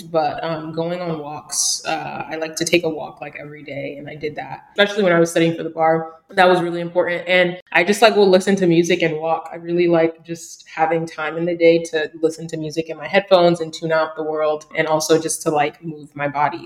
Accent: New York City, New York, United States; also born or lived in Brooklyn, New York / Massachusetts; My hometown is Queens, New York, and I just moved to Brooklyn.

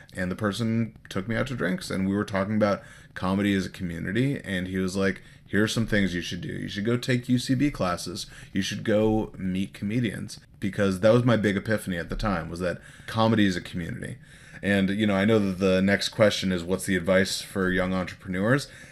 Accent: Los Angeles, California, United States; I grew up here in Los Angeles

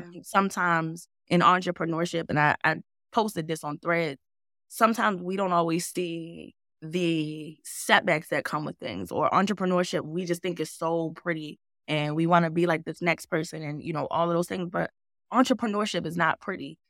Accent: Baltimore, Maryland, United States; also born or lived in New York / Los Angeles; now in Atlanta, United States; coming where I'm from, I'm from Baltimore, Maryland

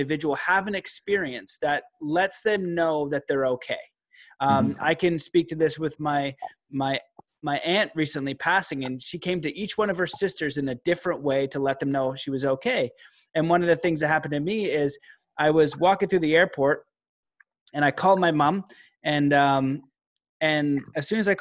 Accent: Canada; also born or lived in Calgary / Stephenville, Newfoundland (mother's family); my mom is a Newfie and I live in Calgary, and I'm Canadian

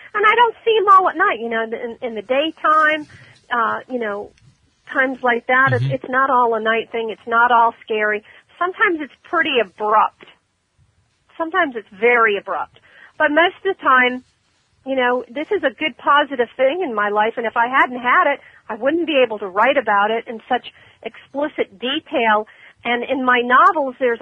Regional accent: Ormond Beach, Florida, United States; That's my hometown, Ormond.

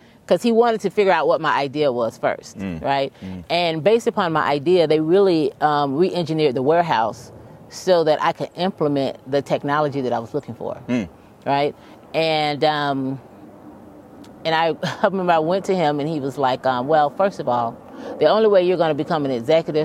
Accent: Jacksonville, Florida, United States; I'm from Jacksonville, Florida

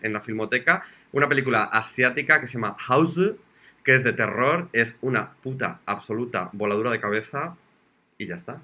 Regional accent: Zamora, Castile and León, Spain; yo soy de Zamora

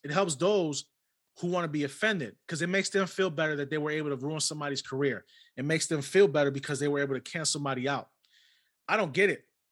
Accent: New York City, New York, United States; I was born and raised in New York City

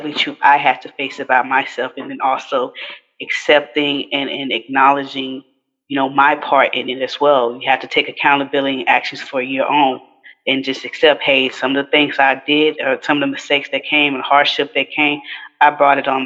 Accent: Houston, Texas, United States; I'm from Fifth Ward, he's from Third Ward, and so we're right down the street from each other in Houston

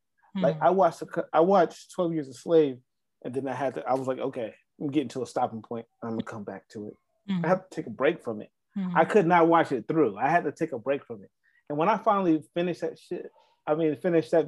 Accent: Atlanta, Georgia, United States; also born or lived in South Carolina; I grew up in Atlanta

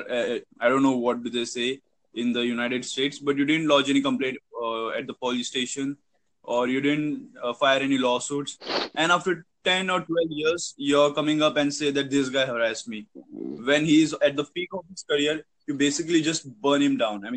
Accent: India; I'm from India

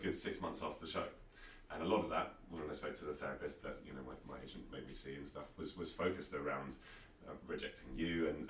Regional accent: United Kingdom; But being British

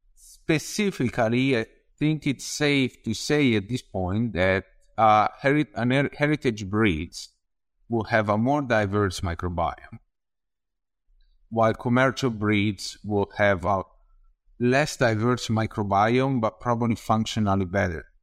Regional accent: Tuscany, Italy; moved away as an adult; also born or lived in Padua, Italy; I'm from Tuscany, from Anubis outside of the city, just an hour

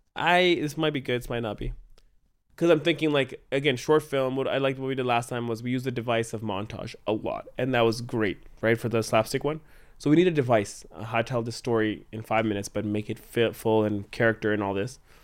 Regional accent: Canada; We are so Canadian

